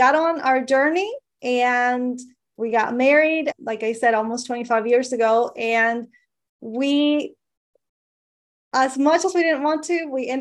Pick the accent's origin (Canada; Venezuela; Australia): Venezuela; moved away; I'm from Venezuela. When I was young and the economy was so different in Venezuela